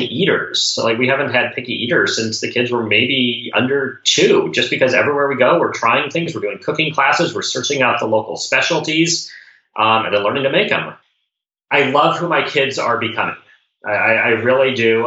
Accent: Colorado Springs, Colorado, United States; Growing up in Colorado Springs

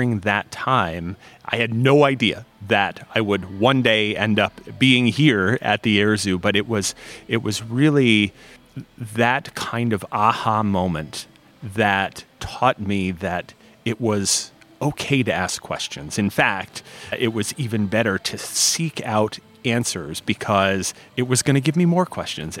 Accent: Allentown, Pennsylvania, United States; moved away as an adult; I grew up in the Allentown area, the Lehigh Valley, and I went to all the way through high school there

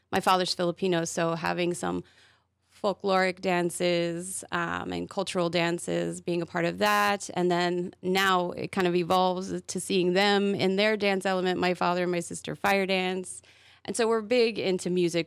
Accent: Charlotte, North Carolina, United States; moved away as an adult; now in Wilmington, United States; I grew up in Charlotte

